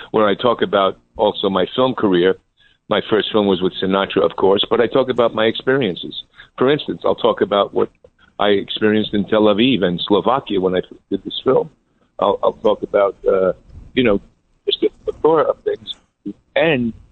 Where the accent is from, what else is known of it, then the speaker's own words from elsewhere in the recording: New York City, New York, United States; I was born in Astoria where Tony Bennett was born.